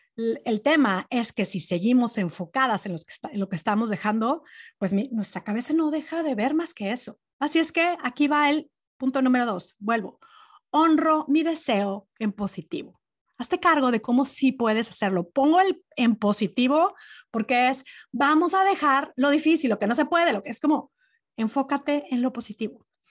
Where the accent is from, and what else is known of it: Monterrey, Nuevo León, Mexico; born or raised there; moved away